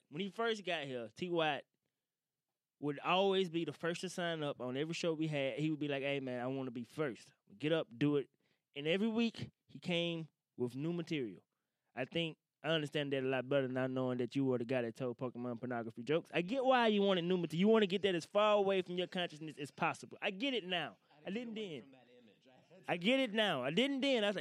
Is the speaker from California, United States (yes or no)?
no; Woodville, Mississippi, United States; moved away; I'm from Woodville originally